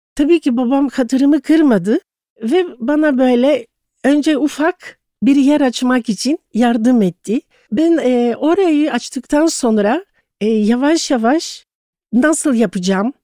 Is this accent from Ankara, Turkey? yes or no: no; Istanbul, Turkey; moved away as an adult; also born or lived in Thessaloniki, Greece; İstanbul doğumluyum. Hı-hı. Boğaziçi, Kandilli'de çok güzel bir evde, sevgi dolu bir ailede e, doğdum.